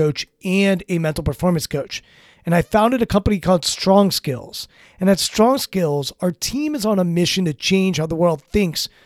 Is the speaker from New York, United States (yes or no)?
no; Washington, District of Columbia, United States; also born or lived in Maryland; Washington, D.C., which is my hometown